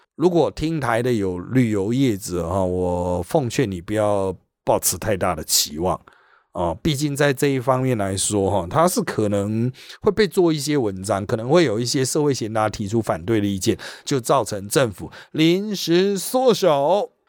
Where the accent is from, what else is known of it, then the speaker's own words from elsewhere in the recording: Taiwan; 我们台湾人